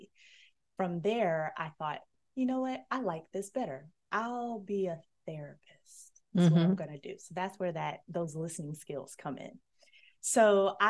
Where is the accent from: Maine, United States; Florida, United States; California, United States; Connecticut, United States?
Florida, United States; Destin; I grew up near Destin, Florida